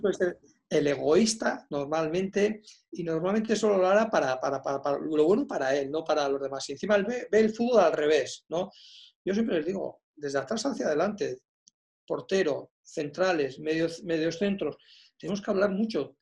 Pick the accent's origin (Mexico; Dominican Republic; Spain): Spain; Basque Country; jugadores vascos